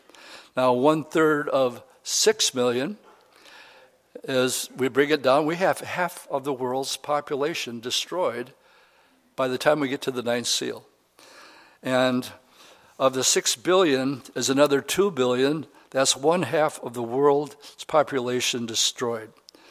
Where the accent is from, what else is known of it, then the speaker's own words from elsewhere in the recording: Pittsburgh, California, United States; born there; I was born in Pittsburgh, California instead, which is a naval unit base.